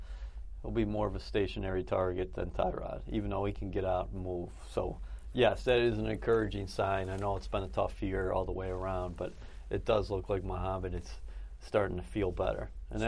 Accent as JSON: {"language": "English", "town": "Buffalo", "region": "New York", "country": "United States", "tie": "born or raised there", "said": "When I grew up in Buffalo about 35 years ago, there was a guy by the name of Cleveland Harris."}